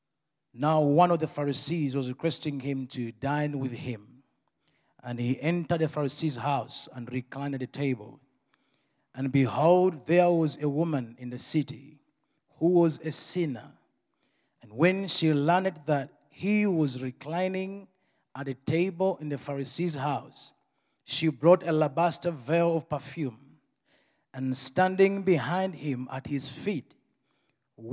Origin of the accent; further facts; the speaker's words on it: Uganda; I come from Uganda